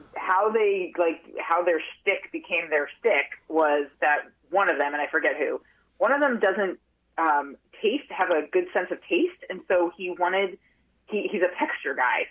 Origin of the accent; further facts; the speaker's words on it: outside of Boston, Massachusetts, United States; moved away as an adult; also born or lived in Park City, Utah; now in Vermont, United States; I grew up outside of Boston